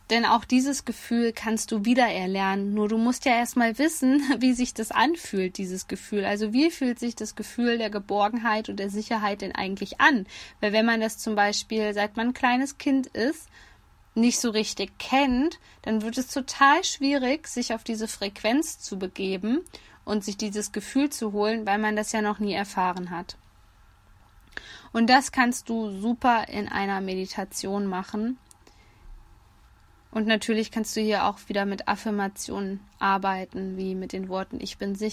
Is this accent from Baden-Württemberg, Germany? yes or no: no; Hesse, Germany; Hier in meiner Heimat in Nordhessen sagt man übrigens auch, es hat alles seine Vor- und Nachteile.